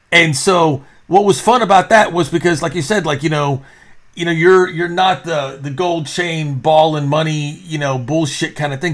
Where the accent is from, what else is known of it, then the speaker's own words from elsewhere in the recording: Texas, United States; also born or lived in New York; I am actually from Texas